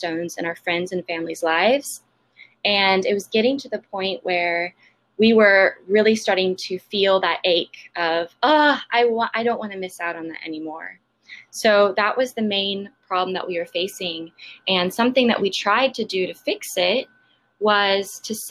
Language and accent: English; Austin, Texas, United States; also born or lived in San Diego; I grew up in Austin